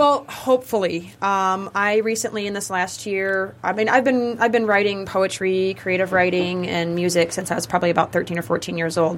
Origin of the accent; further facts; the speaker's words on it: Omaha, Nebraska, United States; I'm from the country, I'm from Omaha, Nebraska